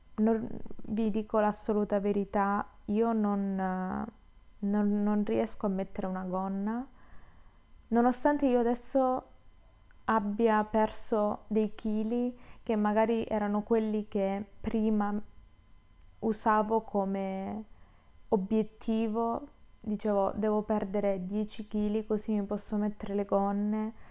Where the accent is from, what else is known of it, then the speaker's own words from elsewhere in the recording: Southern Italy, Italy; moved away; che torno giù, quindi sono terrona